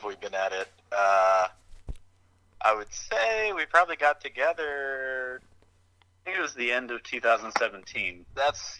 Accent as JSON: {"language": "English", "town": "Charlotte", "region": "North Carolina", "country": "United States", "moved": "as an adult", "lives_now": "Asheville, United States", "said": "I'm from Charlotte, North Carolina."}